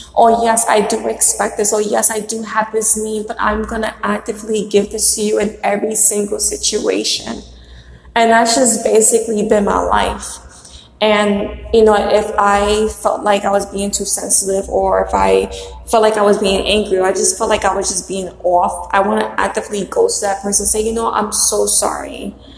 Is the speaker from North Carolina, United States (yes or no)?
no; New York City, New York, United States; the house that I was born in in Brooklyn